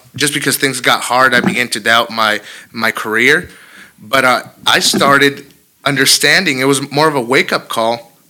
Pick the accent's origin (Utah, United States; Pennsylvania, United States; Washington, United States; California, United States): California, United States; moved away as an adult; also born or lived in Vicenza, Italy; I wanted to just leave my hometown. I wanted to leave amazing California